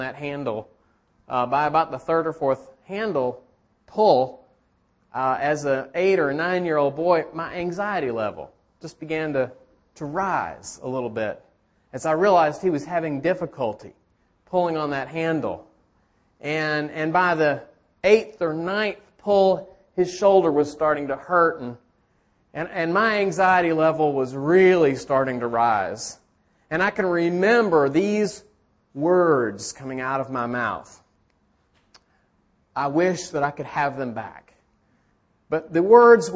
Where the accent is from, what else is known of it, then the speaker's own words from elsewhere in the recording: Chattanooga, Tennessee, United States; I grew up on the Tennessee River in Chattanooga